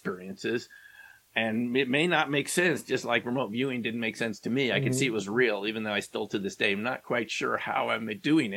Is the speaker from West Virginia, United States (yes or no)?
no; New York, United States; when I grew up in New York, there was 1010 Winds